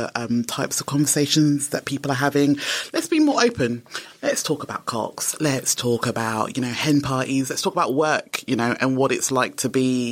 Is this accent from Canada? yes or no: no; London, United Kingdom; also born or lived in Nigeria; I come from London